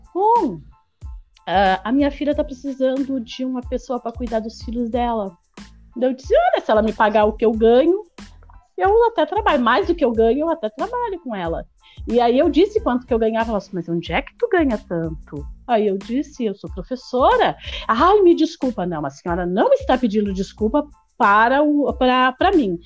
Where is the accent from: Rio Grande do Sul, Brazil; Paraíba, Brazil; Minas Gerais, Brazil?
Rio Grande do Sul, Brazil; Osório; eu sou de Osório